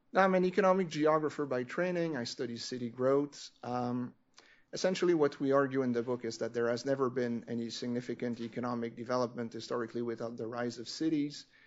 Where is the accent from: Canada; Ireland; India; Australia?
Canada; I'm French Canadian